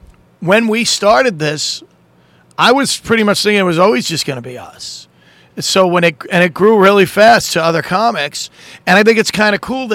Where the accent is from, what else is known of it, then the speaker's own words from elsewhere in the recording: New York City, New York, United States; Staten Island, New York, my hometown.